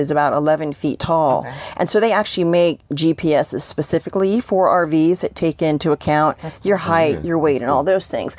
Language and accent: English; Columbia, Maryland, United States; also born or lived in Washington, D.C.; I grew up in Columbia, Maryland